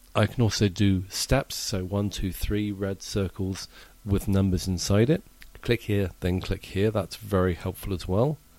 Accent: England, United Kingdom; now in United States; as an Englishman living in America

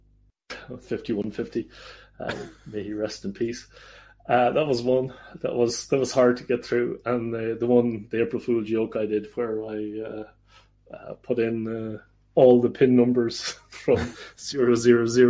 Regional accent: Ireland; moved away as an adult; now in Netherlands; I am Irish. But I'm also Dutch

